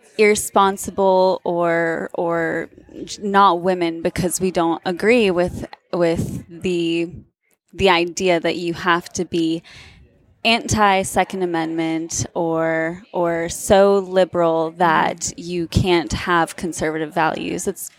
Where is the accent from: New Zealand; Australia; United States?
United States; the South; on the notion that I am from the South.